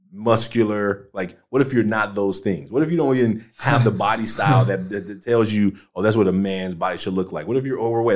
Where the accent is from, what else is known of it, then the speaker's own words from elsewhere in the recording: Oakland, California, United States; I grew up in Oakland